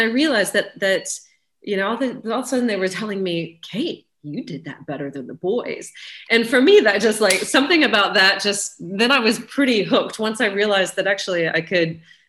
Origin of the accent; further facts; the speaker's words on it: Richmond, Virginia, United States; moved away as an adult; now in England, United Kingdom; I grew up in Richmond, Virginia